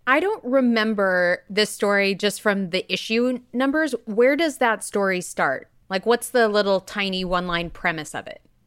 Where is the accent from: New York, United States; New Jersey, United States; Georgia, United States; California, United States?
California, United States; moved away; I'm originally from California, when they opened the Indiana Jones ride when I was but a wee babe